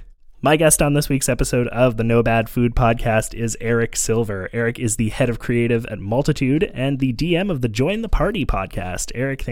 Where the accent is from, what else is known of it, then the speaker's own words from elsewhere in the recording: Montreal, Quebec, Canada; partly because I grew up in Montreal with a lot of Jewish friends and there is a large Jewish population here